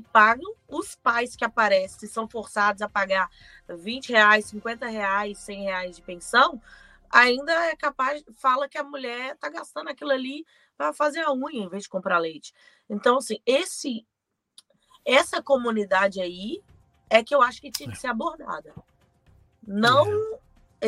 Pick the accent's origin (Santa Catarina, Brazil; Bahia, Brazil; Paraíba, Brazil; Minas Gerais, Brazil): Minas Gerais, Brazil; Belo Horizonte; eu sou de Belo Horizonte